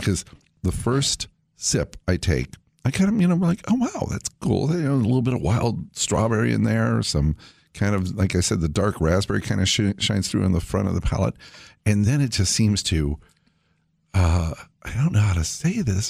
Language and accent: English; California, United States; when I was a kid growing up in California